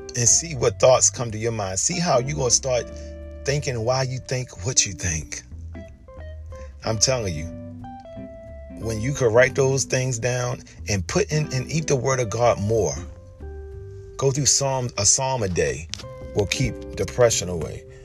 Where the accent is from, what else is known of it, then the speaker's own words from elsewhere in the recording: Baltimore, Maryland, United States; I grew up in Baltimore City